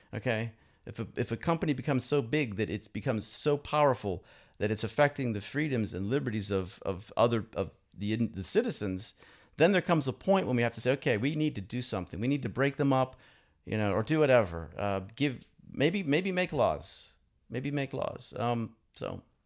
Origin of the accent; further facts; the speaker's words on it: Pittsburgh, Pennsylvania, United States; moved away as an adult; now in Moscow, Russia; my hometown of Pittsburgh